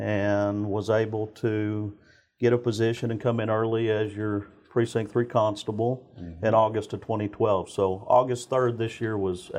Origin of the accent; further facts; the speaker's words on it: Spring, Texas, United States; So, ultimately, I grew up in Spring, Texas my entire life, and kind of followed in my father's footsteps.